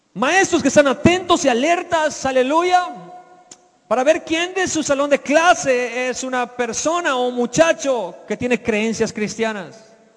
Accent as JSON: {"language": "Spanish", "region": "Yucatán", "country": "Mexico", "also_born_or_lived": "Mexico City", "moved": "as an adult", "said": "Yo era un yucateco de 23 años cuando llegué al Distrito Federal a vivir"}